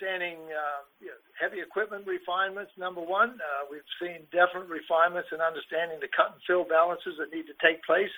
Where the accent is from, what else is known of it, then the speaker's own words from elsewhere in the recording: Australia; now in United States; I grew up in Australia as a kid